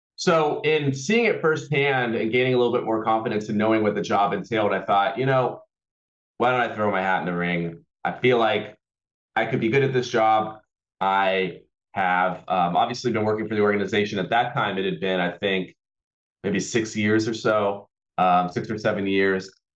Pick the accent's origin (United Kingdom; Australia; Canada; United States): United States; Auburn, California; also born or lived in Los Angeles, California; I was born in Los Angeles, and when I was about eight years old or so, my family uh, moved up to uh, a town called Auburn, California, where I grew up